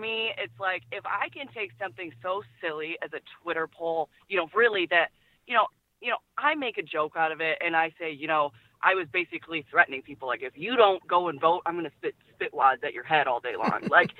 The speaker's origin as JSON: {"language": "English", "town": "Detroit", "region": "Michigan", "country": "United States", "moved": "yes", "lives_now": "McKinney, United States", "said": "I'm actually from the Detroit area."}